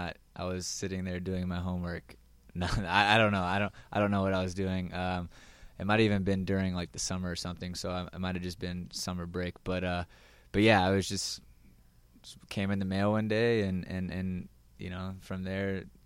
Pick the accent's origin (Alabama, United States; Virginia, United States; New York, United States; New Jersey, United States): Virginia, United States; A lot of talent coming out of Virginia, especially at the current time and my age, in Maryland and definitely the Carolinas at the time. I was a Region 1 kid, so just growing up, I went through the ODP system.